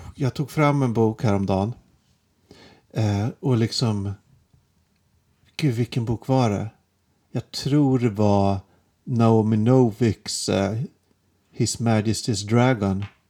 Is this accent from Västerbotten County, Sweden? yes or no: no; Järfälla, Stockholm County, Sweden; Jag kommer ju inte från Stockholm egentligen. Jag kommer från Jakobsberg